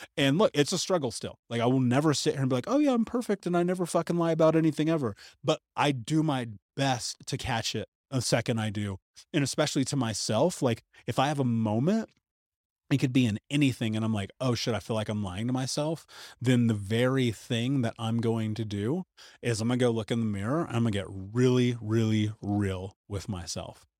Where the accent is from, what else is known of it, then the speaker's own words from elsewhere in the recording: United States; growing up in America